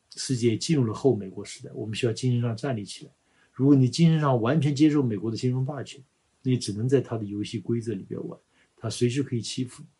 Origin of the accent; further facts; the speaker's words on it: China; 我们中国人常说的